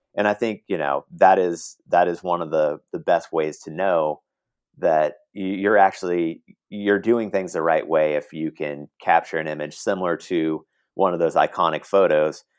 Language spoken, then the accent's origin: English; Portland, Oregon, United States; now in Los Angeles, United States; grew up in Oregon, in Portland, Oregon